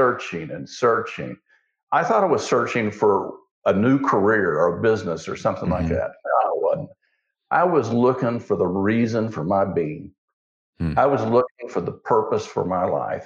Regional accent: Osage County, Oklahoma, United States; I grew up in Osage County

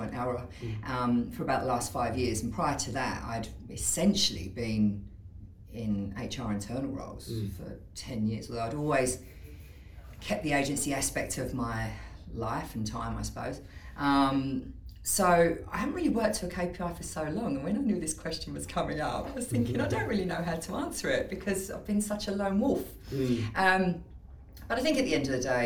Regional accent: East of England, United Kingdom; moved away as an adult; also born or lived in East London; now in Sydney, Australia; I'm from East London originally. I'm actually from a county called Essex

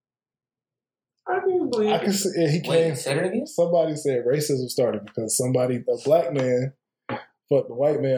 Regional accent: Atlanta, Georgia, United States; I'm from Atlanta

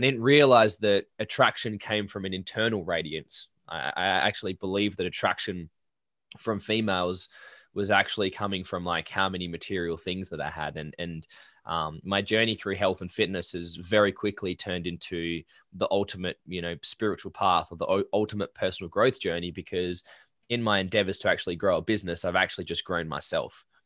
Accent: Perth Hills, Western Australia, Australia; I grew up in the Perth Hills.

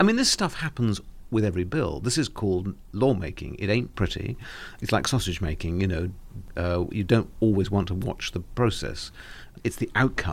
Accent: Cornwall, South West England, United Kingdom; I'm Cornish

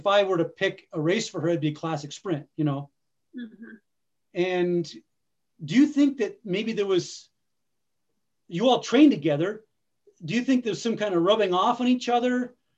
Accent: the East, United States; moved away; also born or lived in the West (US); I'm not from the West, I'm from the East, but I've lived a lot of my life in the West

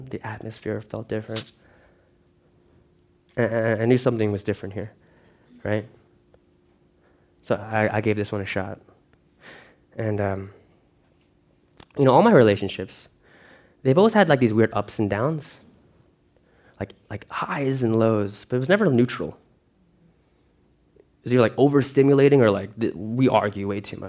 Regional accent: Lake Ronkonkoma, New York, United States; moved away as an adult; also born or lived in Philippines; now in Broward County, Florida, United States; I was raised in Long Island, New York

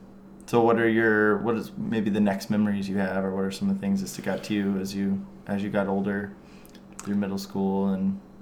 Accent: Sullivan, Indiana, United States; I grew up in Sullivan

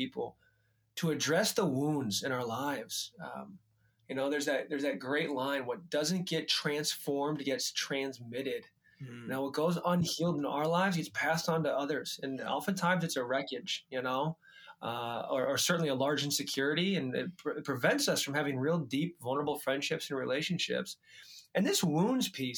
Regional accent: United States; being an American man

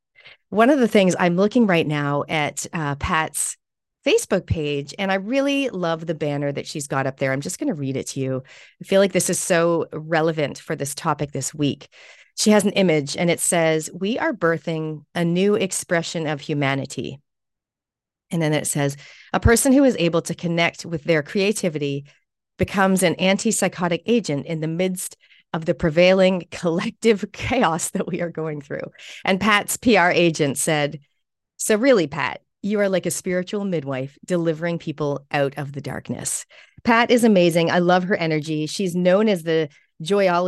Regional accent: Canada; now in New Zealand; You may notice my accent. I'm also a Canadian Kiwi or a Kiniwi. And I've been here for more than half of my life now here in New Zealand

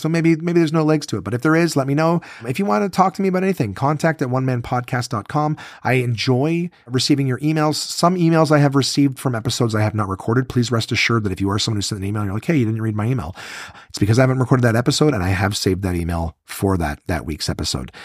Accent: Ottawa, Ontario, Canada; here in my hometown of Ottawa

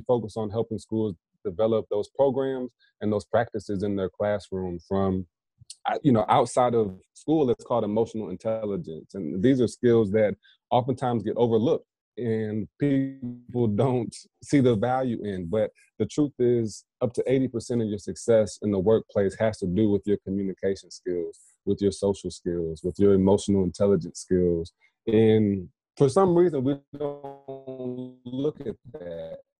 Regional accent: Indiana, United States; now in South Carolina, United States; I'm in South Carolina now and have some folks I'm looking to work with in Indiana as well, back in my hometown.

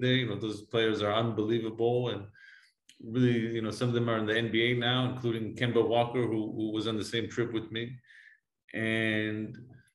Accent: Jerusalem, Jerusalem District, Israel; English is a second language; moved away as an adult; now in United States; I'm originally from Jerusalem, from Israel. I was born and raised there

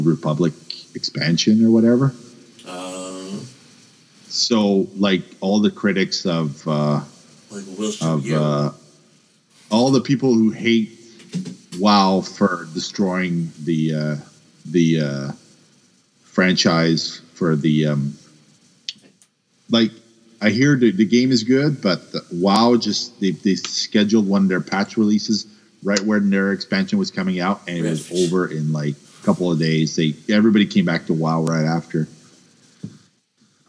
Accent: Quebec, Canada; I'm a Quebecer

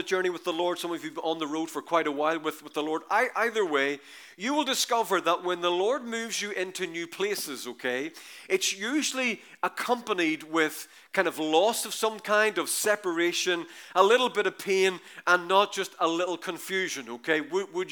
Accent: Ireland; We're Irish

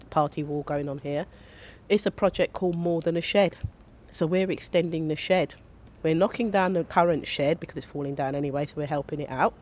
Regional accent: London, United Kingdom; also born or lived in Stockwell / Kennington / Southwark; I'm from Brixton, I grew up in Brixton

